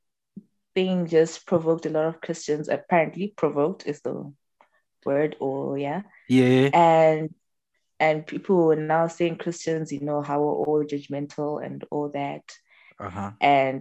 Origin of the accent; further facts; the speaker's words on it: Bulawayo, Zimbabwe; Born and raised in Zim, Lawayo to be specific